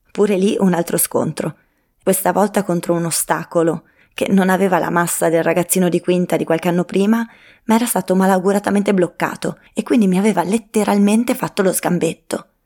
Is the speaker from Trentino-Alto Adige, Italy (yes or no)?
yes; Trento, Trentino-Alto Adige, Italy; Anch'io, in realtà, sono un po' gardolotta sì, perché ho passato l'infanzia a Gartolo e di corse a Gartolo ne ho fatte tante pure io. Ho fatto l'elementare alle Pigarelli